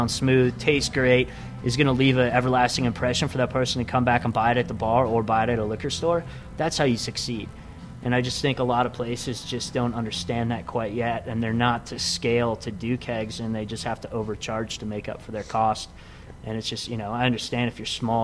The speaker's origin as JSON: {"language": "English", "region": "Wisconsin", "country": "United States", "tie": "born or raised there", "moved": "yes", "lives_now": "Colorado, United States", "said": "growing up in Wisconsin"}